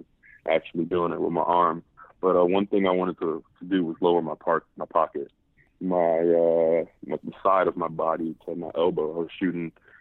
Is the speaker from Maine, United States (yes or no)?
no; New York City, New York, United States; growing up in Harlem